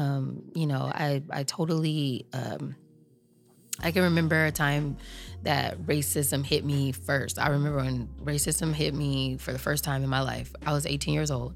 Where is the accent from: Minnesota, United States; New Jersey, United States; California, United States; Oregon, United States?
California, United States; Long Beach; I grew up in Long Beach, California